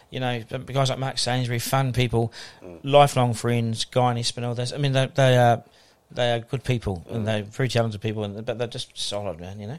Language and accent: English; Auckland, New Zealand; also born or lived in Wellington; Born in Wellington. Um, oh, born in um, Wellington. Yeah, born in Wellington. Um, and dad was in the bank, and they moved to Auckland when I was two.